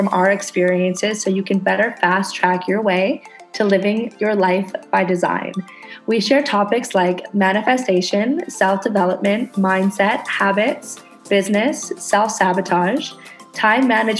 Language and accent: English; Canada; moved away as an adult; now in Indonesia